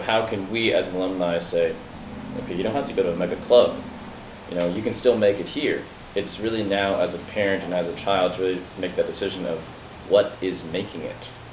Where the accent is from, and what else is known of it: United States